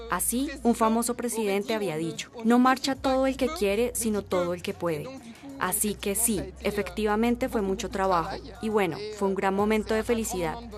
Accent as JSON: {"language": "Spanish", "country": "Ethiopia", "said": "vengo de Etiopía."}